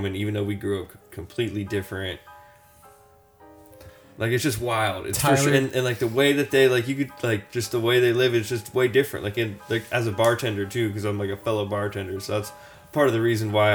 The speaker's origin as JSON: {"language": "English", "country": "United States", "tie": "born or raised there", "said": "the way that we grew up out here in America"}